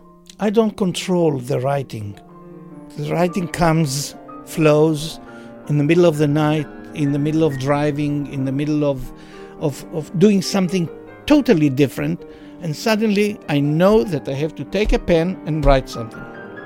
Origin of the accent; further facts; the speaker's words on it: Jerusalem, Jerusalem District, Israel; born there; I was born in 1948 in the Hadassah Hospital on Mount Scopus during the war, the Independence War of Israel.